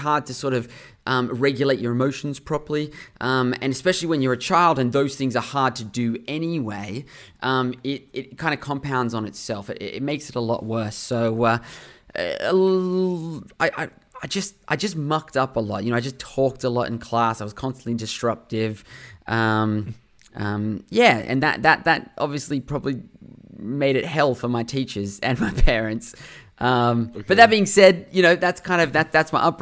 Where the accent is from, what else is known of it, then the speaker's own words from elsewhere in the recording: Sydney, New South Wales, Australia; I grew up in Sydney, Australia. That's been home my whole life, where I am right